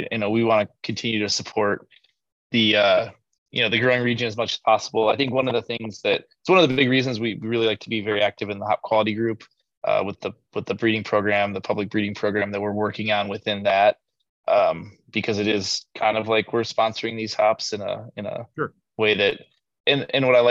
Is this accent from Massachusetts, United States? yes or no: no; Minnesota, United States; now in Austin, United States; I'm from Minnesota